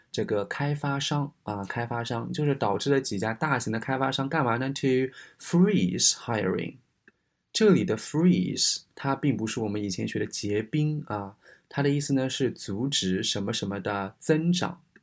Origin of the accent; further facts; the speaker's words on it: China; ofo 的话呢，我们中国人都知道